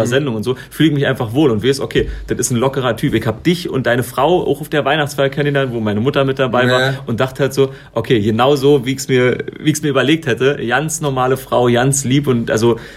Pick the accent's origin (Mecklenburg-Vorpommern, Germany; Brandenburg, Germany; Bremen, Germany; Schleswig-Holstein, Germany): Brandenburg, Germany; Königs Wusterhausen; also ich komme aus Königs Wusterhausen bei Brandenburg